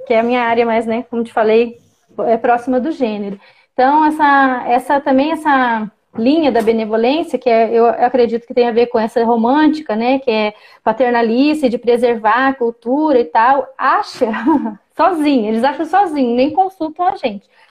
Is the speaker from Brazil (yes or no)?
yes; Campo Grande, Mato Grosso do Sul, Brazil; eu fui alfabetizada em Campo Grande, eu nasci numa aldeia urbana, né, em Campo Grande, Mato Grosso do Sul